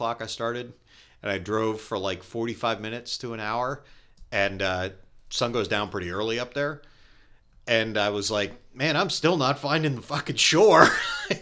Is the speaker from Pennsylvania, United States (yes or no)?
yes; Pennsylvania, United States; I grew up in Pennsylvania.